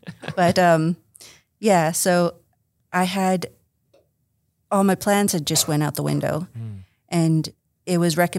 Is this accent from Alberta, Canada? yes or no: yes; High Prairie, Alberta, Canada; born there; also born or lived in Slave Lake / Dawson Creek; I'm Cree Métis. I was born in High Prairie, Alberta. Mm-hmm. And I grew up somewhat traveling.